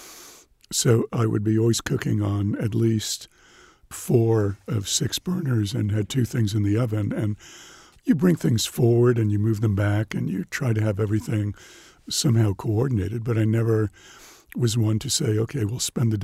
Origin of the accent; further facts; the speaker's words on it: New York, United States; growing up in New York